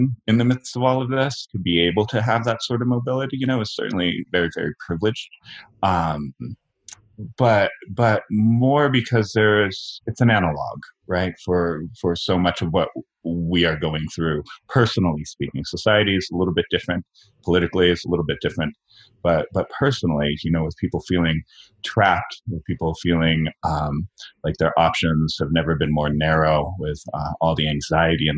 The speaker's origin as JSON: {"language": "English", "region": "California", "country": "United States", "also_born_or_lived": "Beacon, New York", "moved": "as an adult", "said": "my home state of California, be a little closer to my family"}